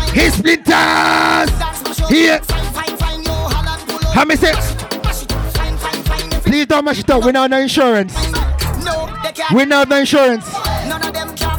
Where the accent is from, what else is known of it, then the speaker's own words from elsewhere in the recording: Jamaica; But me not eat her. I'm Jamaican.